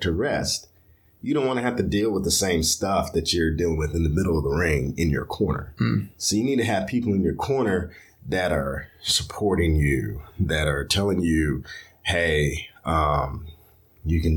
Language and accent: English; Louisville, Kentucky, United States; I'm from Louisville, Kentucky.